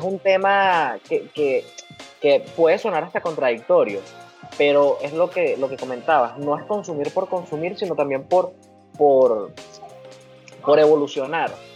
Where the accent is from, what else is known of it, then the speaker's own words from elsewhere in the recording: Valles del Tuy, Miranda, Venezuela; yo soy de los Valles del Tuy, en el estado Miranda.